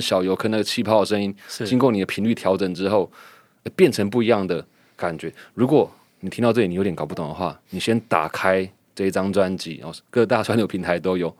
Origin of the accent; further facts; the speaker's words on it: Houli, Taichung, Taiwan; 我来自后里，刚好是一北一南